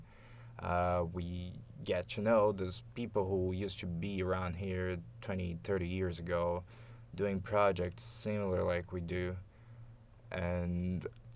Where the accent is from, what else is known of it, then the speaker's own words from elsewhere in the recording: Campinas, São Paulo, Brazil; English is a second language; moved away as an adult; now in Montreal, Canada; I was born in Brazil, specifically in the city of Campinas, which is in the southeastern Brazil